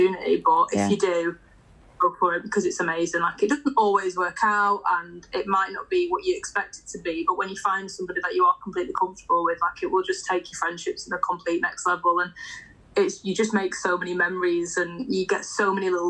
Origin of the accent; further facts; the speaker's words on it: Blackpool, North West England, United Kingdom; moved away as an adult; now in Manchester, United Kingdom; I'm now living in Manchester, but I'm originally from Blackpool.